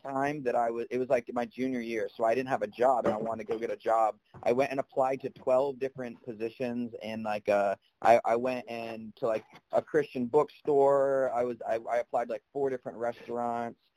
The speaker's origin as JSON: {"language": "English", "region": "South Carolina", "country": "United States", "said": "I'm not just from South Carolina for those reasons. I have a niece and a nephew here in my family"}